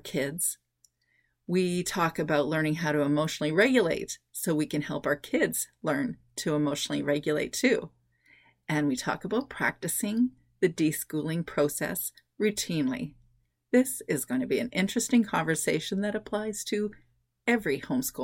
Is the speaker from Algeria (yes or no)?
no; Canada; I'm Canadian